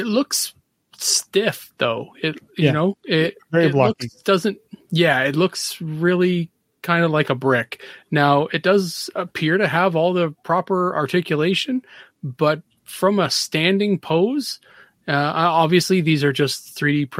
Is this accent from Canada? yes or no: yes; Canada; I'm Canadian